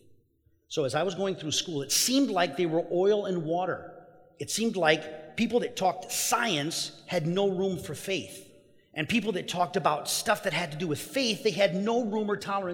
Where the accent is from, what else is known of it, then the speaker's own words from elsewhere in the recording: Mexico; moved away; I grew up in Mexico